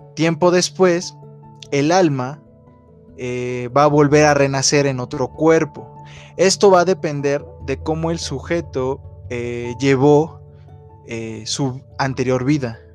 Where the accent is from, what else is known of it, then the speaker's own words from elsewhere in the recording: Mexico; Como mexicanos